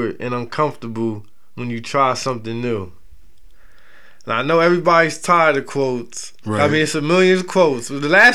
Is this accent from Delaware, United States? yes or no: yes; Delaware, United States; accent: Delaware; my filthy Delaware accent